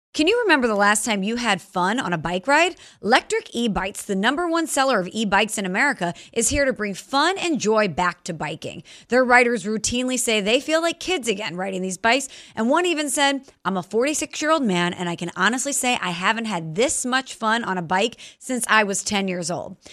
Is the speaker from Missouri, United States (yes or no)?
yes; St. Louis, Missouri, United States; moved away; I'm from Saint Louis